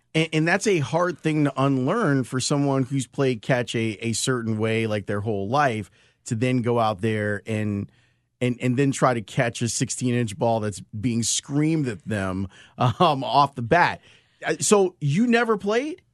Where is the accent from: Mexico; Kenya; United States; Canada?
United States; Chicago, Illinois; I grew up in Roseland on the south side of the city